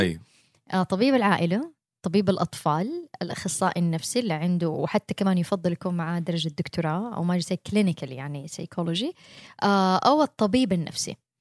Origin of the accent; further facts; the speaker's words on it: Mecca, Makkah Province, Saudi Arabia; moved away as an adult; also born or lived in Jeddah, Saudi Arabia / United States; أنا بنت مكة أنا اتولدت وعشت طول عمري فيها